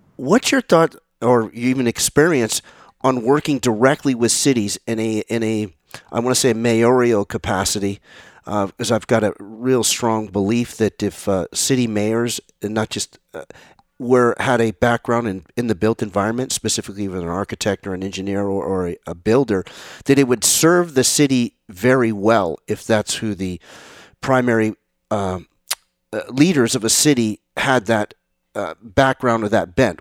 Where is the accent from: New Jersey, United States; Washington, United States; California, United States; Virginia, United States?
California, United States; San Mateo; I'm from San Mateo, California. Grew up in San Mateo.